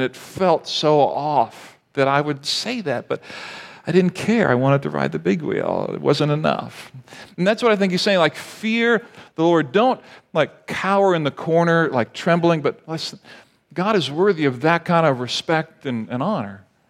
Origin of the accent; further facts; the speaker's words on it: Barbados; And I grew up in the Caribbean in Barbados. Parents are missionaries.